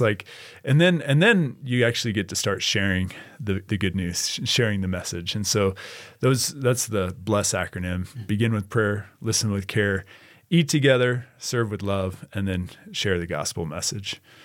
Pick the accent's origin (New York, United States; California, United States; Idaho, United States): Idaho, United States; Boise; I grew up in Boise, Idaho